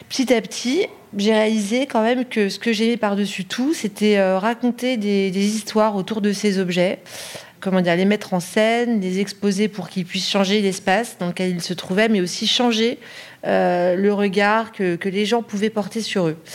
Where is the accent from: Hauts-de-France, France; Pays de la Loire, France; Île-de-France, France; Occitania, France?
Île-de-France, France; Paris; born there; alors donc je suis née à Paris, j'ai étudié le négoce d'art, l'école Icar à Paris 8e